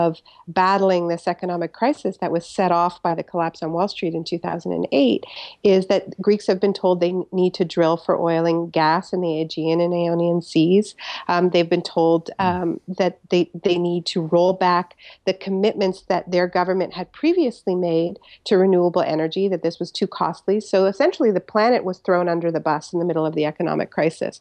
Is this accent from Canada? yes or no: yes; Canada; I'm Canadian